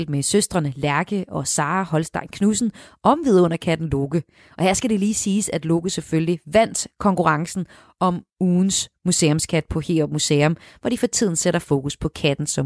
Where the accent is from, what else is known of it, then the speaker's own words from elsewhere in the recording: Denmark; som dansker